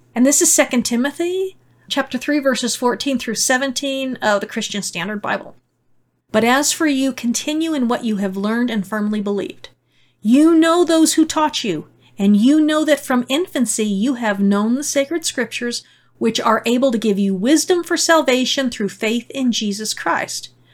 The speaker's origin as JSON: {"language": "English", "country": "United States", "said": "As an American"}